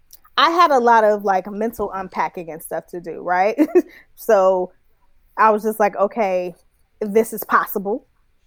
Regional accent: San Francisco, California, United States; Because, like, I'm from San Francisco, from the Bay, and we go to the gay club all the time, and it's fun, blah, blah, blah.

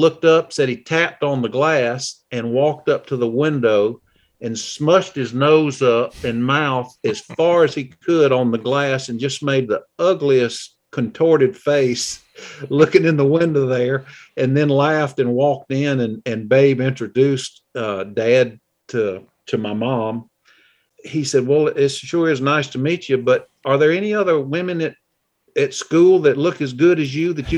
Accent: Clemson, South Carolina, United States; also born or lived in Green Bay, Wisconsin; we were growing up in Clemson

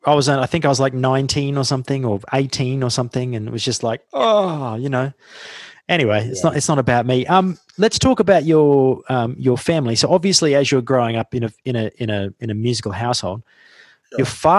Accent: Australia; Growing up in Australia, and I grew up in outback Australia. I grew up in a little mining town.

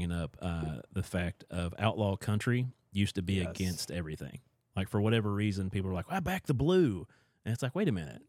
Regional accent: Appalachia, United States; growing up in Appalachia

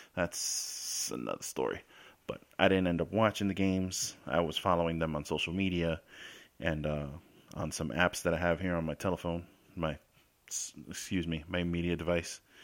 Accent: New York City, New York, United States; moved away as an adult; now in Florida, United States; I spent the first nineteen years of my life in the Bronx, South Bronx, Colgate Avenue between Westchester and Watson Ave

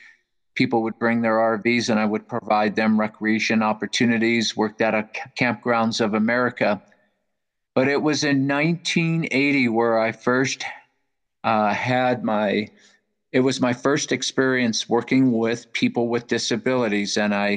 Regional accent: Cleveland, Ohio, United States; moved away as an adult; also born or lived in California; I grew up in the great Buckeye State. I grew up in Cleveland, Ohio, and went to the Ohio State University in Ohio. And after I graduated in 1978, I'm showing my age, then I moved out and relocated to the Sunshine

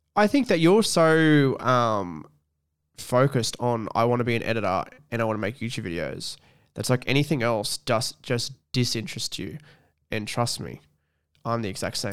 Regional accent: Scone, New South Wales, Australia; moved away as an adult; I live away from my hometown, which is scone

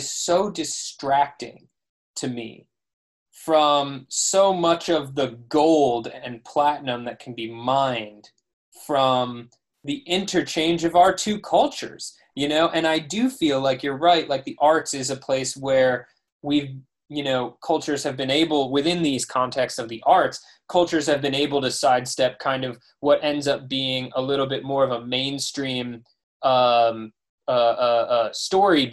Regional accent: United States; me as an American

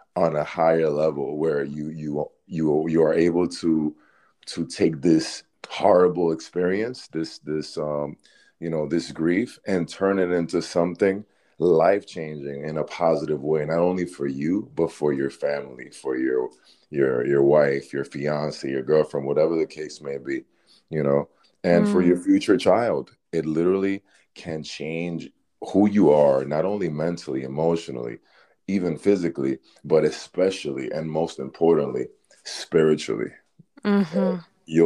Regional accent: Dominican Republic; being from a Caribbean country, you know, I'm from the Dominican Republic

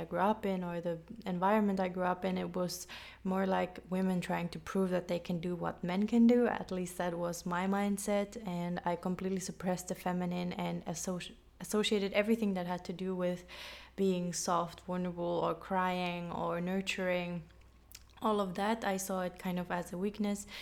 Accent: Finland; moved away as an adult; also born or lived in London, United Kingdom / United States / Colombia; I am half German and half Finnish Swedish. I grew up in Finland, but I moved away when I was 18

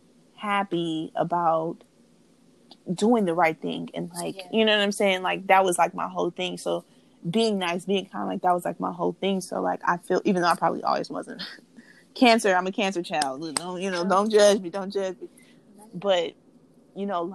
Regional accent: Oakland, California, United States; growing up in Oakland

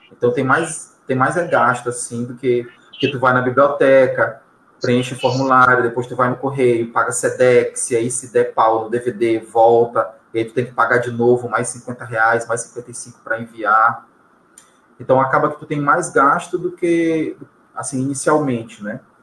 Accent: São Luís, Maranhão, Brazil; nosso cotidiano enquanto maranhense. Vou colocar só como maranhense, tá? Ou como ludovicense

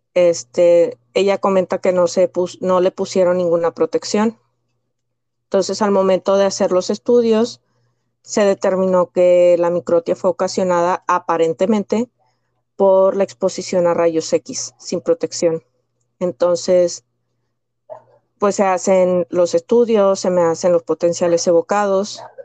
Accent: Piedras Negras, Coahuila, Mexico; nací en el noreste de México, en, una, en el estado de Coahuila, en una pequeña ciudad llamada Piedras Negras.

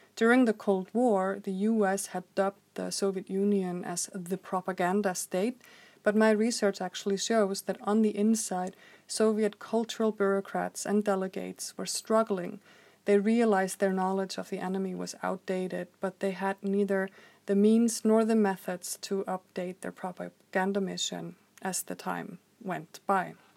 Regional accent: Reykjavik, Capital Region, Iceland; I grew up in Reykjavik, Iceland in the 1980s

